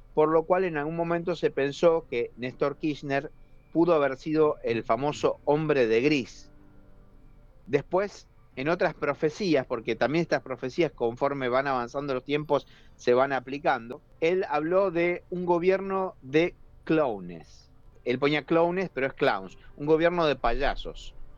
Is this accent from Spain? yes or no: no; Argentina